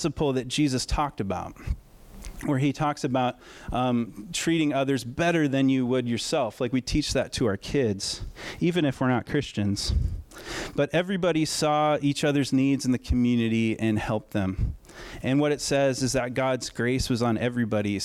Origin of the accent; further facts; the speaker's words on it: United States; we're American